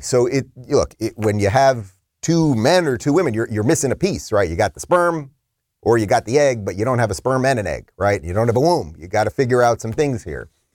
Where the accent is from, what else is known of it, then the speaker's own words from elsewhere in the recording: Long Island, New York, United States; moved away; I'm a Long Island guy. Originally